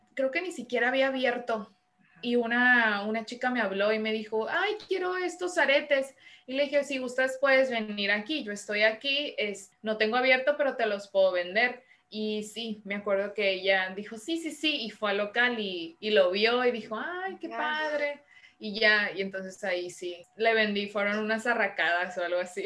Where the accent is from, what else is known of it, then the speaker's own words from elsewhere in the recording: Culiacán, Sinaloa, Mexico; moved away as an adult; also born or lived in Los Angeles / Guadalajara / Madrid; now in Tijuana, Mexico; Soy sinaloense, Estoy de Culiacán, Sinaloa. Allá nací, allá viví hasta mis 25 años